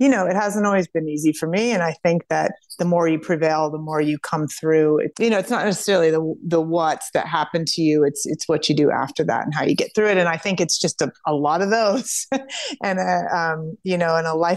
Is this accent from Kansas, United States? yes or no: yes; Kansas, United States; We're from Kansas